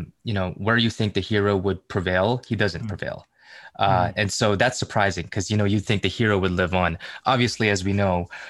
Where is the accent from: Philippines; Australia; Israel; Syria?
Philippines; being a Filipino